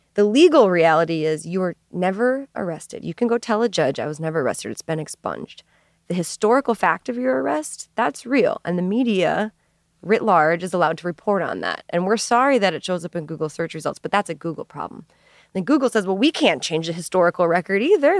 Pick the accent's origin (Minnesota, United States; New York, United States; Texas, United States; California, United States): Minnesota, United States; Minneapolis; moved away as an adult; also born or lived in Saint Louis; I grew up in Minneapolis